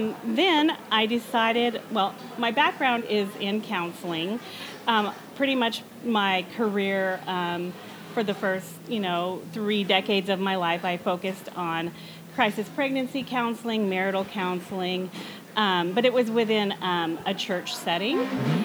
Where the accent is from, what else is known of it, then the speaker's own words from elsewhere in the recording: New Mexico, United States; Yeah, so I lived there my whole life. I am half Spanish and half Puerto Rican. So my dad came to New Mexico and met my mom